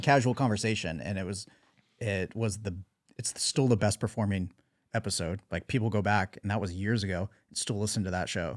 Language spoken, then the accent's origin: English; Southern California, United States; growing up in Southern California, skateboarding, surfing, snowboarding